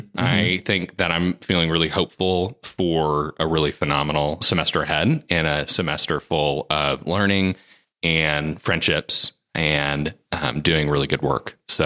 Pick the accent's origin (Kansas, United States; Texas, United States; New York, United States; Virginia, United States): Texas, United States; Midland; moved away as an adult; also born or lived in Austin, Texas / Denver, Colorado / Chicago, Illinois; now in Cambridge, United States; So I originally grew up in West Texas. I grew up in Midland, Texas, and went to high school out there, and then went to the University of Texas at Austin